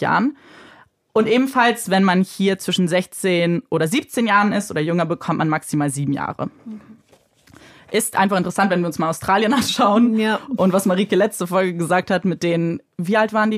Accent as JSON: {"language": "German", "country": "Germany", "said": "bei uns in Deutschland"}